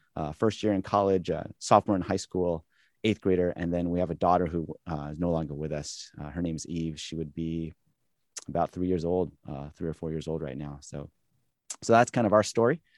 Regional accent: California, United States; moved away as an adult; also born or lived in Michigan; now in Boston, United States; they settled in California eventually, and that's where, uh, we all grew up

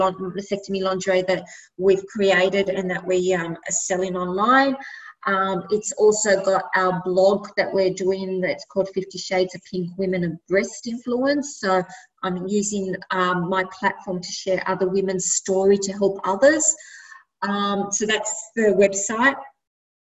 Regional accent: Sydney, New South Wales, Australia; Born and bred in Redfern, which is why I named my brand Redfern

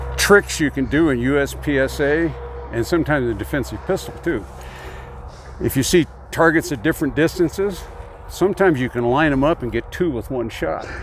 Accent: California, United States; also born or lived in Oregon / Fresno, California; now in Montana, United States; where I grew up, there was a little town two miles from the Oregon border in California. In fact, I'm, I'm a native Oregonian 'cause I was born in Oregon

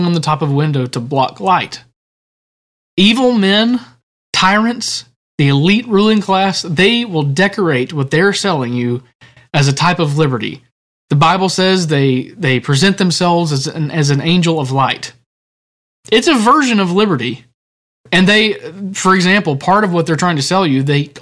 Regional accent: United States; as American citizens

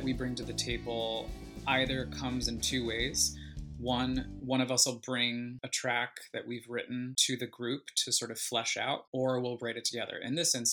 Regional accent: United States; the privilege that I had as an American

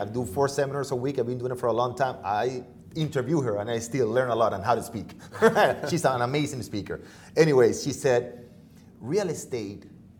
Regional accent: Venezuela; now in United States; I'm from Venezuela originally.

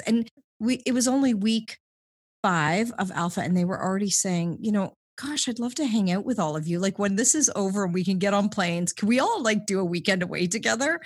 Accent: Southwestern Ontario, Canada; moved away as an adult; also born or lived in London, Ontario / Toronto; now in Vancouver, Canada; I grew up in Ontario, Southwestern Ontario

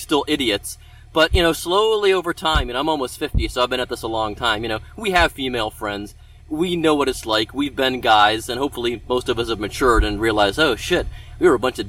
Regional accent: Mentor, Ohio, United States; now in Cincinnati, United States; I'm from Mentor, you know, up by Cleveland.

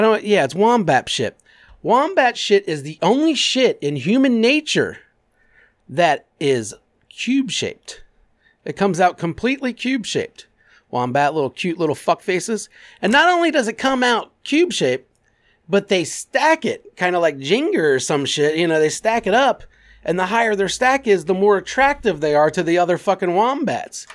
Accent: Clermont County, Ohio, United States; I grew up in Claremont County.

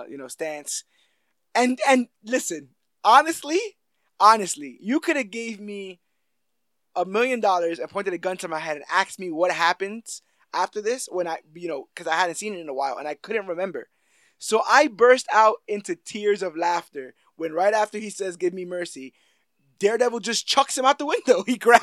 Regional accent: New York City, New York, United States; Yeah, I was raised in the Bronx, Wesley.

